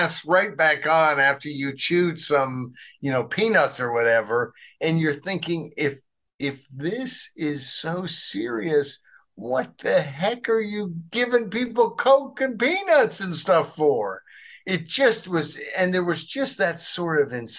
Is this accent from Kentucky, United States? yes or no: no; Arkansas, United States; I grew up in Arkansas